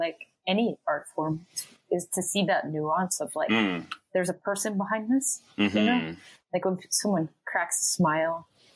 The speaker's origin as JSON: {"language": "English", "town": "Cleveland", "region": "Ohio", "country": "United States", "tie": "born or raised there", "said": "I grew up in Cleveland, Ohio, a suburb of Cleveland, Ohio"}